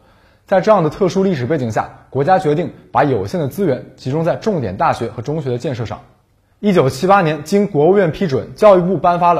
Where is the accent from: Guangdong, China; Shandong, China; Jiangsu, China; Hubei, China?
Jiangsu, China; 我一个遭受过困难模式的江苏考生